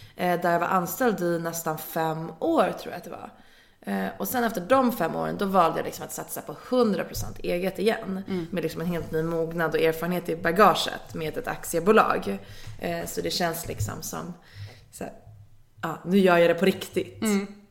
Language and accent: Swedish; Nacka, Stockholm County, Sweden; jag är från Nacka